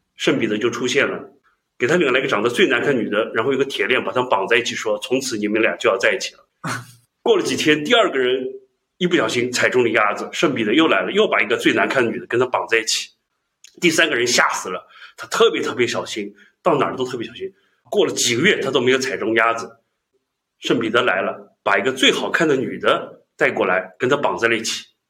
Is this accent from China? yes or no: yes; China; 我们中国人